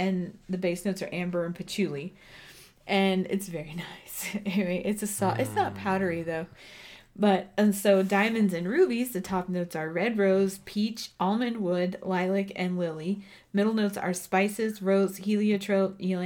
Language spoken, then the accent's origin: English; Texas, United States; now in Colorado, United States; I'm from Texas. So we wore homecoming mums